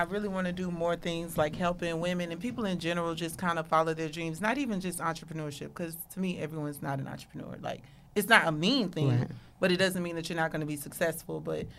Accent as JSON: {"language": "English", "town": "Lithonia", "region": "Georgia", "country": "United States", "tie": "born or raised there", "moved": "as an adult", "lives_now": "Houston, United States", "said": "I'm from Atlanta. Actually, I grew up in a town, Lathonia, Georgia, or whatever, Metro Atlanta."}